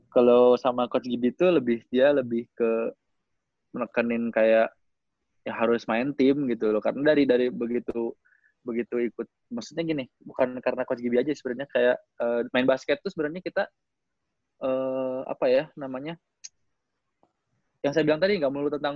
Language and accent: Indonesian; West Java, Indonesia; ini kita orang Sunda gitu kan?